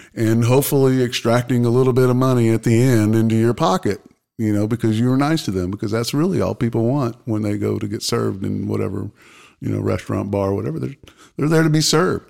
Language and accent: English; Pensacola, Florida, United States; also born or lived in St. Louis, Missouri; I was born in St. Louis. Don't remember it because moved moved away shortly. Grew up. My, my childhood was in Pensacola, Florida.